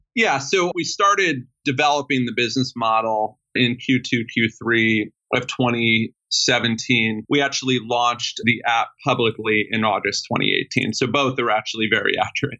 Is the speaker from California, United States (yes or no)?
yes; Sacramento, California, United States; I grew up in Sacramento, California, with a single mother